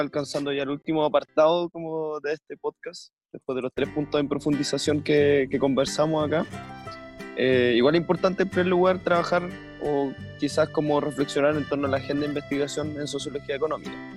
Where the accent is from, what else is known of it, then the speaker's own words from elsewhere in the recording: Santiago, Santiago Metropolitan Region, Chile; los tres somos santiaguinos